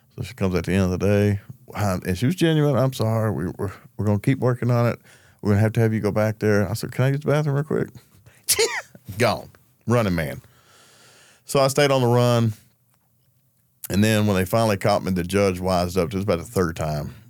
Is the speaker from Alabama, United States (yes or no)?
no; Gravel Ridge, Arkansas, United States; I'm from Grab Ridge, Arkansas. It's a small town right outside of Little Rock